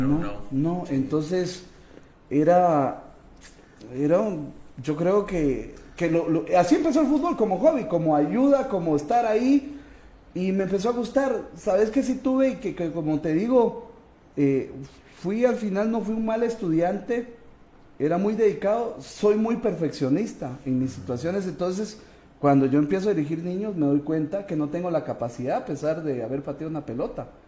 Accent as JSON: {"language": "Spanish", "town": "Cobán", "region": "Alta Verapaz", "country": "Guatemala", "tie": "born or raised there", "also_born_or_lived": "Raxruhá, Alta Verapaz", "said": "Yo nací en Cobán, pero parte de mi niñez, eh, del, del, uno a, los cuatro años, yo me voy a un lugar que es frontera entre Petén y Alta Verapaz."}